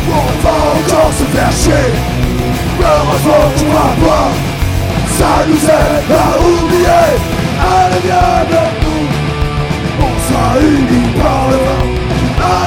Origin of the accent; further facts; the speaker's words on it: Bordeaux, Nouvelle-Aquitaine, France; Nous on vient de Bordeaux et c'est le pays du nous